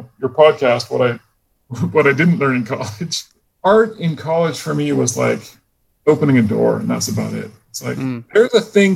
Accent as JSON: {"language": "English", "town": "Portland", "region": "Oregon", "country": "United States", "tie": "born or raised there", "said": "I grew up in Portland, Oregon"}